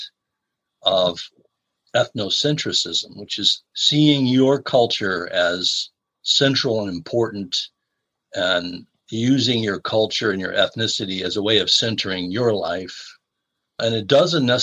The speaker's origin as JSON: {"language": "English", "town": "Chicago", "region": "Illinois", "country": "United States", "moved": "yes", "said": "I'm originally from the Chicago area"}